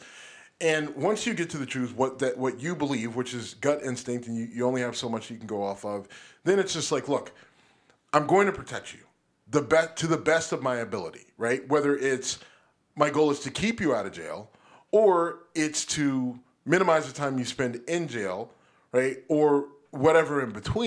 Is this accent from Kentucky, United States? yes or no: no; Youngstown, Ohio, United States; Youngstown, my hometown.